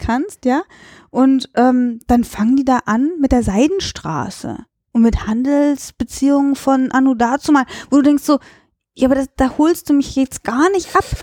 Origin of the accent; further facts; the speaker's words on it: Cologne, North Rhine-Westphalia, Germany; ich bin Europäerin oder ich komme halt aus Köln